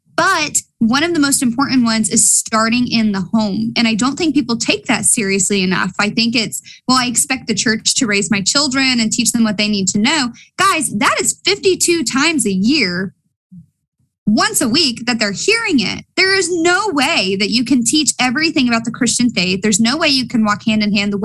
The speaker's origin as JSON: {"language": "English", "region": "Appalachia", "country": "United States", "accent": "Appalachian", "said": "I'm speaking Appalachian on you"}